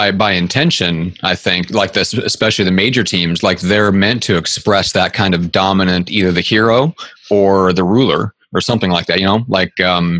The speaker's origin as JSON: {"language": "English", "region": "Nebraska", "country": "United States", "said": "I'm from Nebraska"}